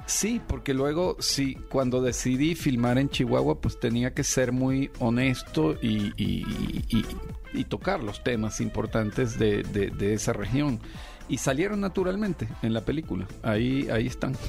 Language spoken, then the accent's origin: Spanish; Venezuela; now in Mexico; yo soy venezolano, a pesar de que tengo 20, años ya viviendo en México